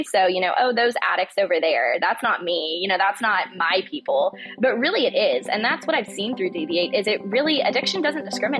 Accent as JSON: {"language": "English", "town": "Lexington", "region": "Kentucky", "country": "United States", "tie": "born or raised there", "also_born_or_lived": "California / New Orleans", "moved": "as an adult", "lives_now": "Athens, Georgia, United States", "said": "I grew up in Lexington, Kentucky, but right now I'm in Athens, Georgia."}